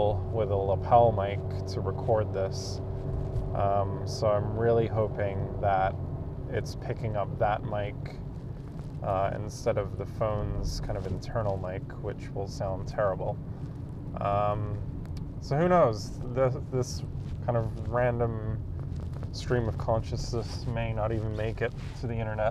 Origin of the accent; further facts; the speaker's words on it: England, United Kingdom; now in Canada; I grew up in England, I moved to Canada